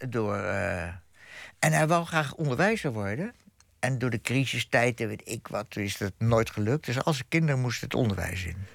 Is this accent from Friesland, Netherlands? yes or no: no; Groningen, Netherlands; born there; also born or lived in Bussum; Ik ben in Groningen geboren.